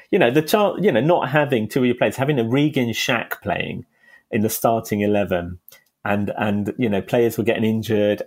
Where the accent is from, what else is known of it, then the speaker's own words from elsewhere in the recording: London, United Kingdom; I'm not from Liverpool. I'm a Hackney boy. I'm from East London. And I always felt kind of affinity from where we were in Hackney growing up in the 70s